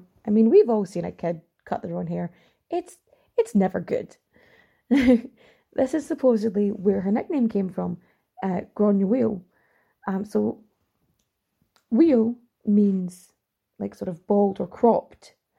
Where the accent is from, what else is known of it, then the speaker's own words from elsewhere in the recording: Ireland; accent: Irish; my accent is a little too Irish for it, and I'm also a little bit too posh for it, I'm told.